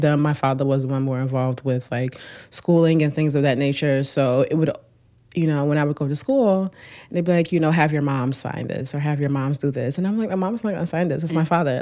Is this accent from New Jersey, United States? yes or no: yes; Newark, New Jersey, United States; I grew up in Newark